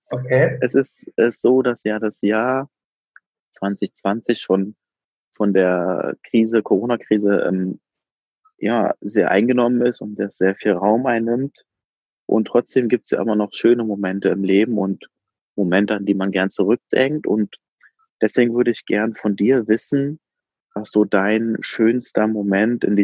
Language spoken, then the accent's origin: German; Berlin, Germany; ich bin ähm, Berliner Junge.